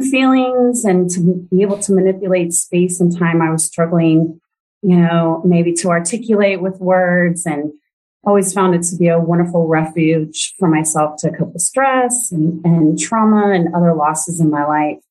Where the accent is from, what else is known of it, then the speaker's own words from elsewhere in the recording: Kansas, United States; I was born and raised in Kansas